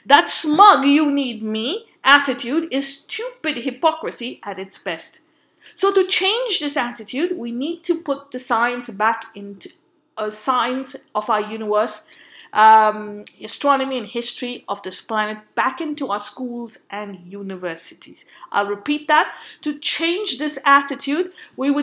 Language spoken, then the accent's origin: English; Mumbai, Maharashtra, India; moved away; also born or lived in Goa; I come from Bombay, but I'm originally from Goa, so I have a Goan association